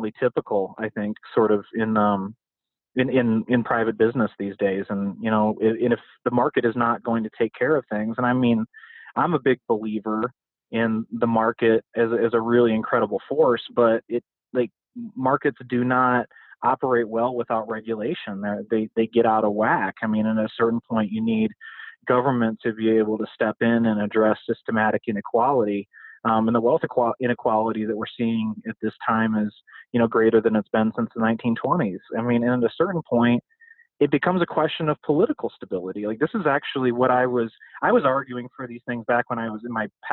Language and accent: English; Midwest, United States; I come from the Midwest. I come from the industrial, you know, formerly unionized Midwest